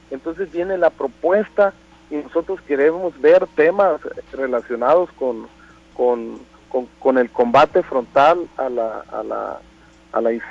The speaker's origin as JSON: {"language": "Spanish", "country": "Mexico", "said": "yo creo que como un mexicano con principios"}